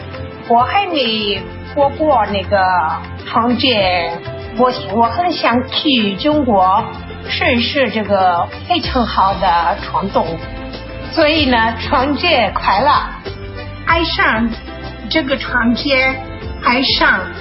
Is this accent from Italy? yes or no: yes; Italy; Chinese is a second language; now in Brazil; 我是意大利人，呃，我的丈夫是巴西人，这是因为我们就在巴西。